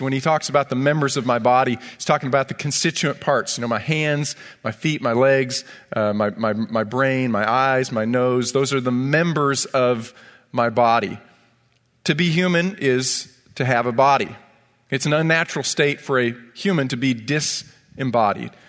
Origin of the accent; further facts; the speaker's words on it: Ithaca, New York, United States; I grew up in Ithaca, New York